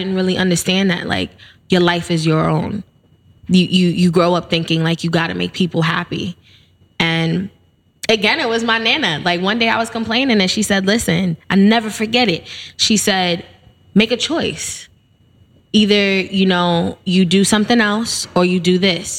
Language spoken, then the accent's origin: English; New York City, New York, United States; I grew up in the Bronx. Yep. I'm born and raised BX stand up